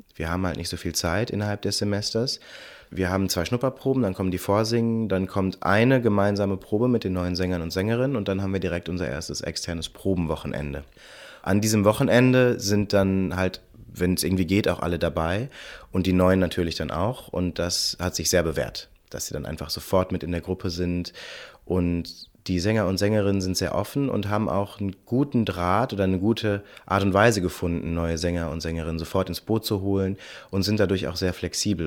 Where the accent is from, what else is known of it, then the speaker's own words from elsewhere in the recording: Cologne, North Rhine-Westphalia, Germany; Und ich komme aus Köln und bin 33 Jahre alt